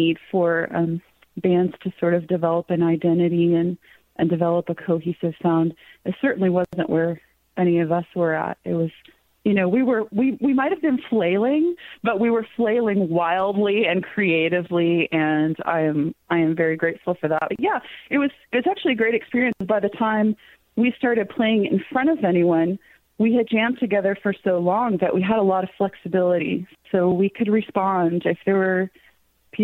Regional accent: Cave Springs, Arkansas, United States; the street that I grew up in Cave Springs

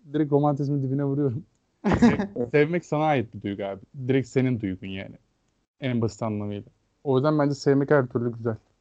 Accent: Afyonkarahisar, Turkey; benim şehrim Afyon.

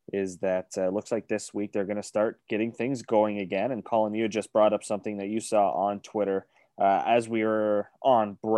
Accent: Canada; we're Canadian

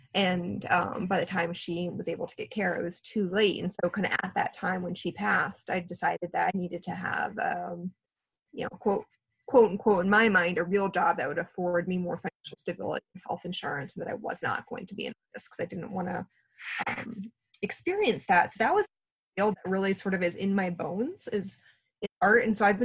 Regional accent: Virginia Beach, Virginia, United States; born there; also born or lived in Columbia; I was born in Virginia Beach right by the water. So some of my earliest memories are of the ocean.

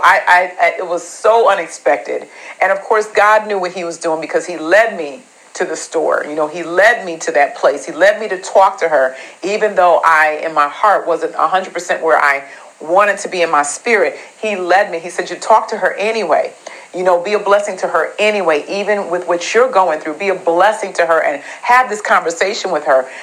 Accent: New England, United States; I'm from New England, so you know we get we get pretty brutal winters

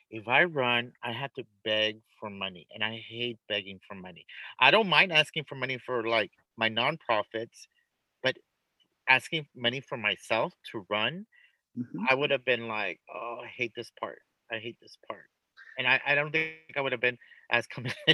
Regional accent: California, United States; And, I say this as a Californian

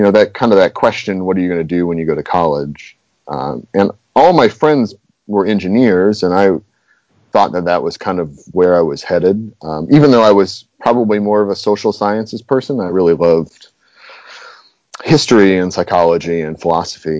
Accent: Denver, Colorado, United States; also born or lived in Knoxville, Tennessee; now in Baton Rouge, United States; I grew up in Denver

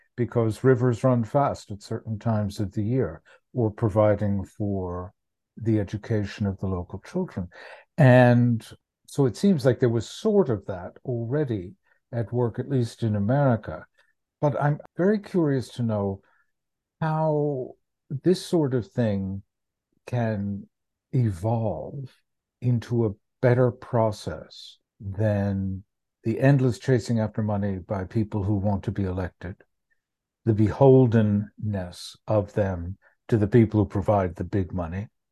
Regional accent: United States; As an American

